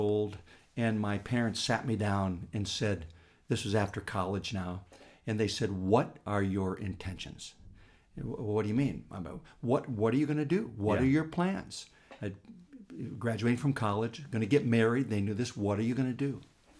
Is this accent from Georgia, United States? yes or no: no; Pennsylvania, United States; he was the educator in this little town I grew up in Pennsylvania.